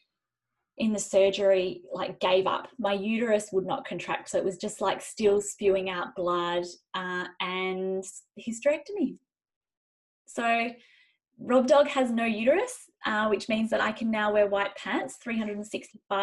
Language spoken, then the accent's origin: English; Zimbabwe; now in Western Australia, Australia; I was born in Zimbabwe